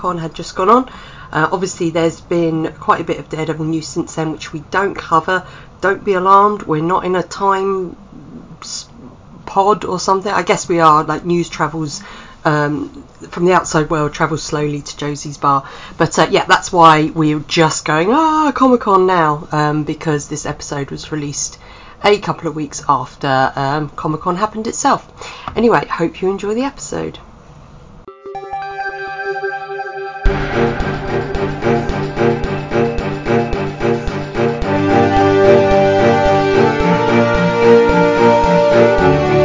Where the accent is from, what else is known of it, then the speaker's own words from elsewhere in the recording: England, United Kingdom; We're English